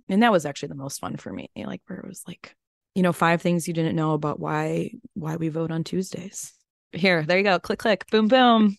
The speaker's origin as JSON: {"language": "English", "town": "Chicago", "region": "Illinois", "country": "United States", "tie": "born or raised there", "also_born_or_lived": "North Woods", "moved": "yes", "said": "growing up in Chicagoland"}